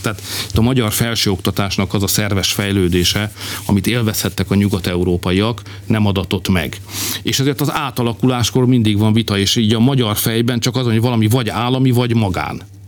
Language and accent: Hungarian; Hungary; magyarok vagyunk